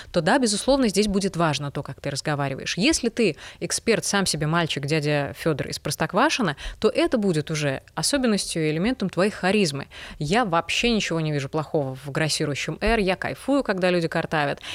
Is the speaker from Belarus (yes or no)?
yes; Belarus; moved away; я жила, росла и работала в Беларуси